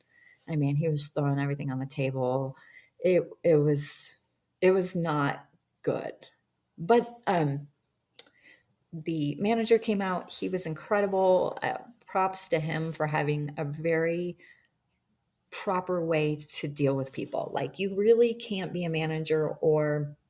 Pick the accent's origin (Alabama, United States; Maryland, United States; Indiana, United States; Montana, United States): Montana, United States; I'm from Montana and I came back